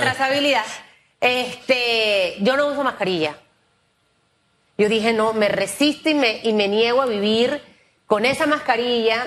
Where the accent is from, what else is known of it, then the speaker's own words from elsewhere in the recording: Panama; como panameña y como periodista